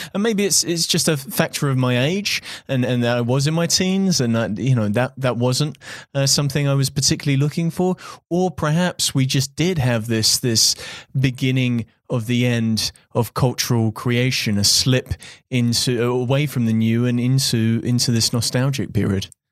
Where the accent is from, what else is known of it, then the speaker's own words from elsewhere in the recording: United Kingdom; I'm British